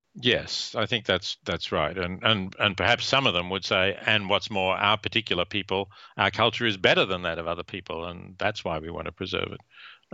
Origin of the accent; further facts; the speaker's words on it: Australia; I was born in Australia